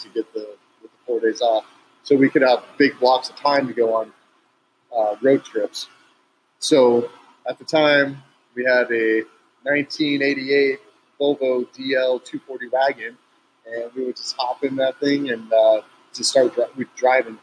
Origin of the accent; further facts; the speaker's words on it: Yucaipa, California, United States; moved away; also born or lived in Riverside, California; I was born in Riverside, raised in Yucaipa.